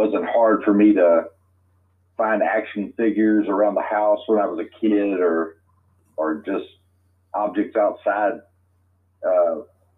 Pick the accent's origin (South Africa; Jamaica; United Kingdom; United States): United States; Lecompte, Louisiana; also born or lived in Alexandria, Louisiana / Forest Hill, Louisiana / Woodworth, Louisiana; I was born in Alexandria, Louisiana, and raised just south of there in a little town named LeCount and Forest Hill, and I currently live in Woodworth, Louisiana now